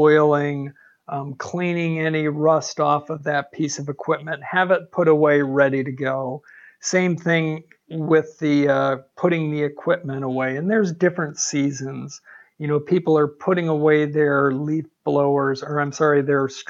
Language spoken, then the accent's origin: English; Michigan, United States; now in Arizona, United States; Born and raised in Michigan